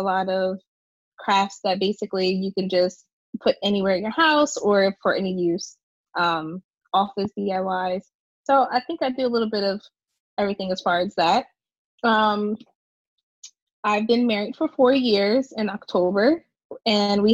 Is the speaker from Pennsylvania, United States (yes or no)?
yes; Levittown, Pennsylvania, United States; I grew up in the suburbs of Philadelphia. So it's a small little town, Levittown.